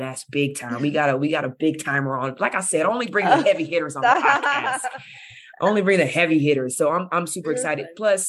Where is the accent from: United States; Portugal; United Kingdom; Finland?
United States; Bakersfield, California; I'm from Bakersfield, so I'm all Cali too.